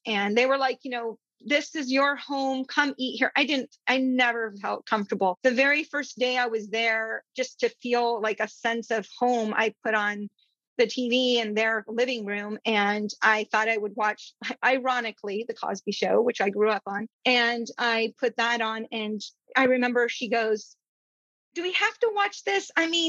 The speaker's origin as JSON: {"language": "English", "country": "India", "tie": "born or raised there", "said": "I grew up in India, brown people."}